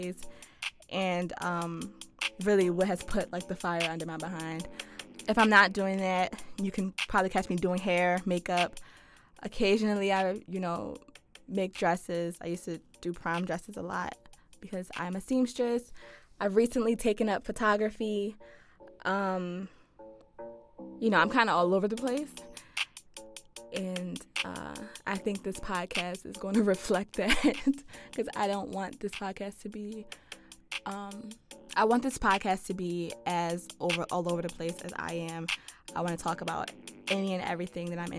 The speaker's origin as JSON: {"language": "English", "town": "Philadelphia", "region": "Pennsylvania", "country": "United States", "tie": "born or raised there", "said": "Born and raised in Philadelphia."}